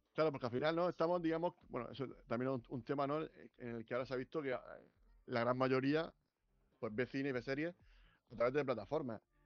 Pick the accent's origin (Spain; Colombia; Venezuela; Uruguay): Spain; Region of Murcia; Nosotros que somos de Murcia